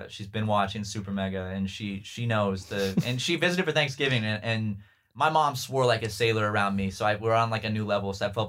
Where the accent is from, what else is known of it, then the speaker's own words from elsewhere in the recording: California, United States; I grew up in California.